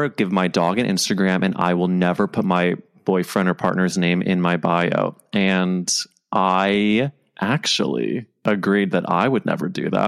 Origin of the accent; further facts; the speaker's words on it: Los Angeles, California, United States; now in New York, United States; I'm from LA.